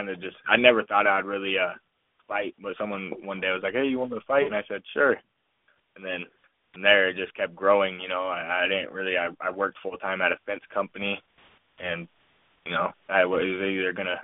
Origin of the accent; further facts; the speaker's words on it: Tucson, Arizona, United States; Tucson, Arizona, my hometown